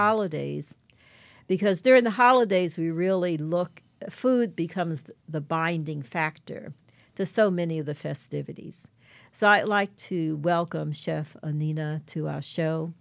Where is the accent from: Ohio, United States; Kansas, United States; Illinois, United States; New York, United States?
New York, United States; New York City; I grew up in Brooklyn, New York